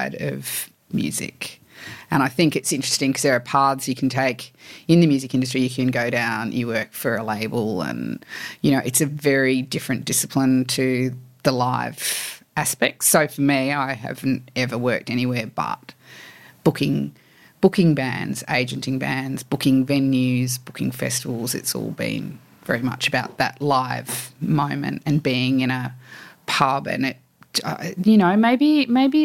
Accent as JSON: {"language": "English", "town": "Sydney", "region": "New South Wales", "country": "Australia", "tie": "born or raised there", "said": "I grew up in Annandale. I went to Fort Street"}